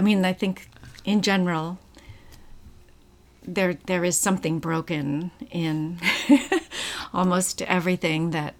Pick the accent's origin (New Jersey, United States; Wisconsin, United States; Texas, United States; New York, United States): New Jersey, United States; Trenton; I grew up in Trenton, New Jersey.